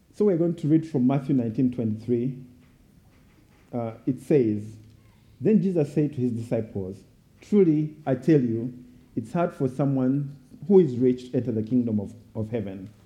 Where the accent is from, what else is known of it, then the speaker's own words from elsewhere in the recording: Uganda; I was born and raised in Uganda